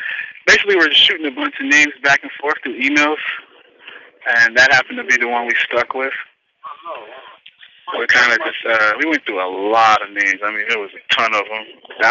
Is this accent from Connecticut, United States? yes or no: no; Reno Valley, California, United States; I'm from Reno Valley, California.